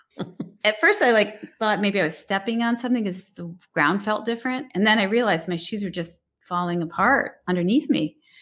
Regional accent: Detroit, Michigan, United States; I grew up in the city of Detroit

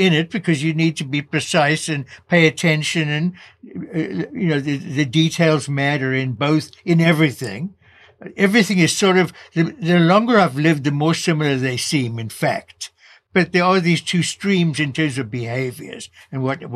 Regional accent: South Africa; moved away as an adult; now in United States; growing up in South Africa as a white South African of Jewish parents

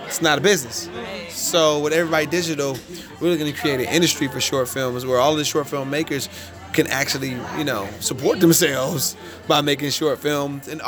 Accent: California, United States; I'm from California

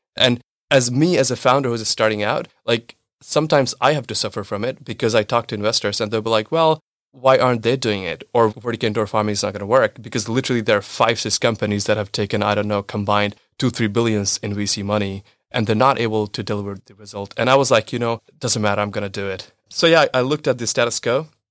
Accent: India; moved away as an adult; also born or lived in United States / Israel / United Arab Emirates / New York; now in Germany; I was born and raised in India, but then I've been moving and relocating for last seven years, uh, bunch of countries.

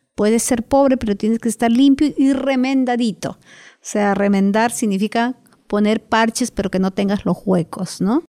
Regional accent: Moyobamba, San Martín, Peru; moved away as an adult; now in Lima, Peru; Nací en la selva de Perú, por lo cual soy una privilegiada. Y estudié hasta terminar la secundaria en, Moyobamba, que es mi pueblo

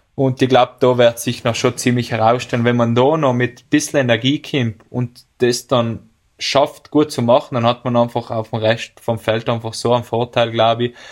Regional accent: Bolzano, Trentino-Alto Adige, Italy; bei uns in Bozen

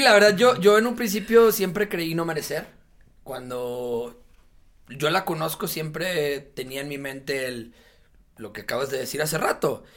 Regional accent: Monterrey, Nuevo León, Mexico; el sur de Monterrey, de donde yo soy de allá desde chiquito

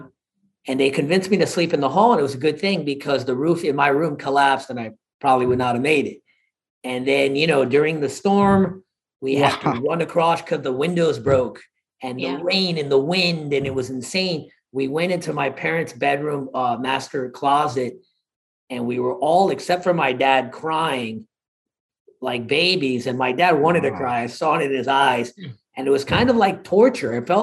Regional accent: Miami, Florida, United States; moved away; I'm originally from Miami, Florida, and born and raised. I went to high school there

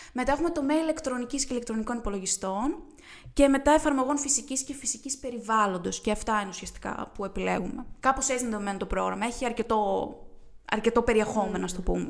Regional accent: Euboea, Central Greece, Greece; moved away as an adult; now in Thessaloniki, Greece; εγώ είμαι από την Εύβοια.

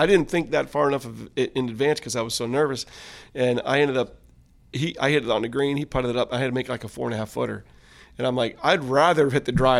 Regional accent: United States; even though I was American, because here he is in South Africa

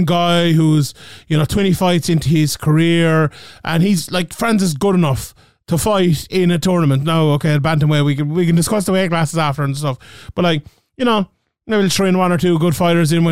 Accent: Ireland; my home country of Ireland

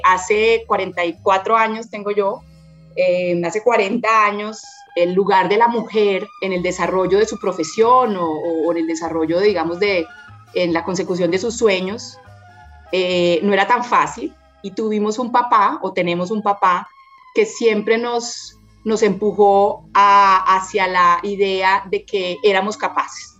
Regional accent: Bogotá, Colombia; also born or lived in Santander; total influencia de la cultura santanderiana, pero soy pues bogotana en, mi corazón realmente, porque he vivido la gran parte de, mi vida aquí en Bogotá.

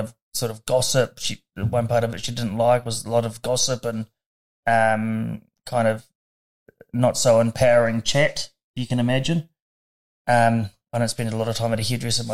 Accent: Dunedin, Otago, New Zealand; I was born in Dunedin, 4 minutes before my sister

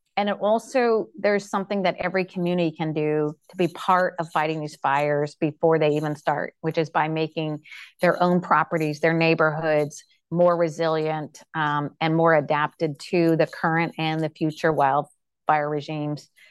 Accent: Pacific Northwest, United States; I grew up in the Pacific Northwest

